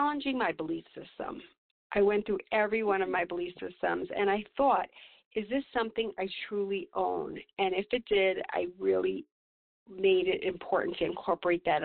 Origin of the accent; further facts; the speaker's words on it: New York, United States; now in Santa Fe, United States; I grew up in New York with from a family of 13 children